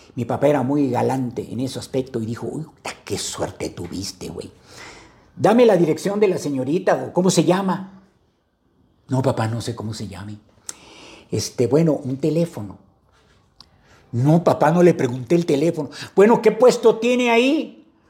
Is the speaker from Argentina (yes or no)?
no; Veracruz, Mexico; vengo de Veracruz